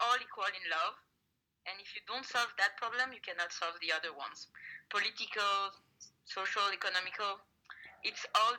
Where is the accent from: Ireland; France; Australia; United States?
France; Paris, Île-de-France; I'm from Paris, France.